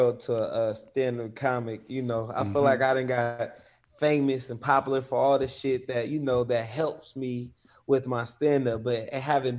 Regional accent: California, United States; So I come from the Bay Area is real big on hip hop, independence, and athletes.

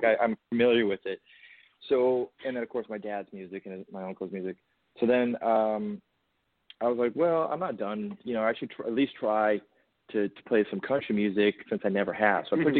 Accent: Oklahoma, United States; born there; country singer. And my dad, I was born in Oklahoma.

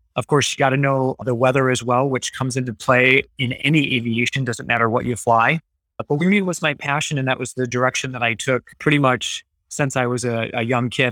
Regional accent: Battle Creek, Michigan, United States; also born or lived in Grand Rapids, Michigan; I grew up in the Battle Creek, Michigan area

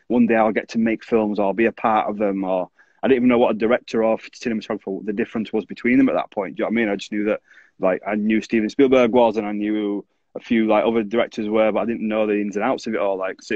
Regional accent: Bradford, Yorkshire and the Humber, United Kingdom; when I grew up in Bradford

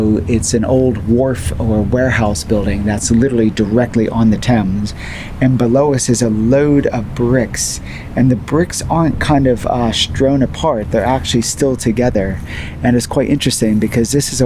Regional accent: United States; accent: American; now in London, United Kingdom; my accent that I'm American

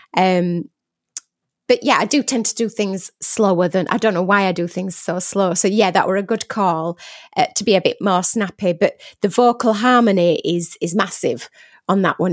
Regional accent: Barnsley, Yorkshire and the Humber, United Kingdom; accent: Barnsley; I am Barnsley born and bred

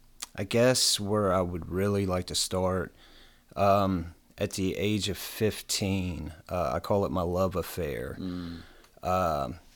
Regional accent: Bedford, Virginia, United States; I'm from Bedford, Virginia, born and raised, small town.

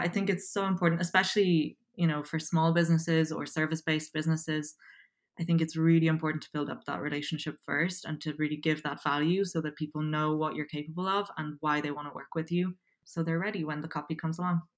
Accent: Dublin, Leinster, Ireland; accent: Irish; also born or lived in Poland; I'm originally from Poland. Um, I moved to Dublin, Ireland when I was seven

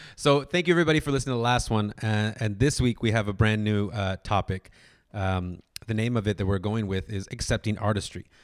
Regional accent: Orange County, California, United States; I was kid from Orange County

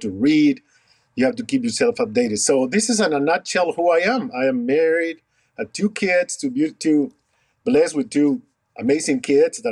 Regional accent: Lima, Peru; moved away as an adult; also born or lived in Rochester, New York / Iowa; now in United States; I was born in Peru, in Lima, Peru. And then I migrated to the States after completing my dental degree in Peru.

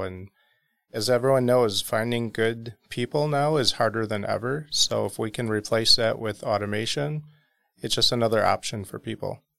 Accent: South Milwaukee, Wisconsin, United States; South Milwaukee

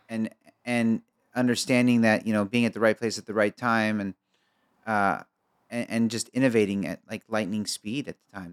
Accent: Egypt; I'm Egyptian

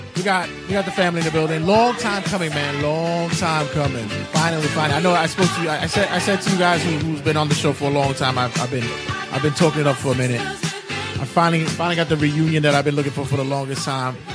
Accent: New York City, New York, United States; now in Ridgewood, Queens, United States; I'm originally from Brooklyn

